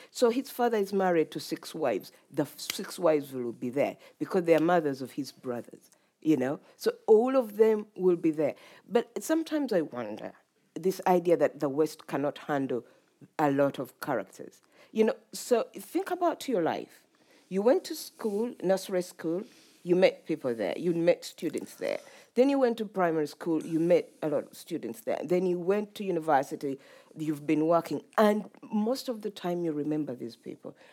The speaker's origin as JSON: {"language": "English", "country": "Uganda", "tie": "born or raised there", "moved": "yes", "said": "when I was growing up in Uganda"}